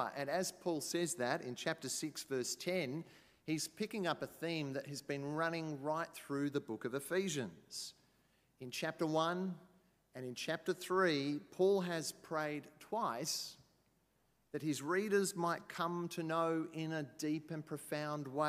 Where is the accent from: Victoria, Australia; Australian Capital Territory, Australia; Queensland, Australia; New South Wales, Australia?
Queensland, Australia; I come from Queensland